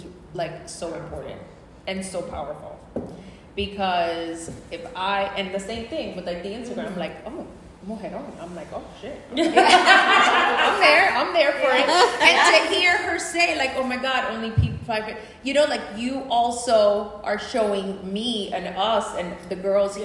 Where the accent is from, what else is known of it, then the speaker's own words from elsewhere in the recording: New Jersey, United States; I am not from New York. I came from New Jersey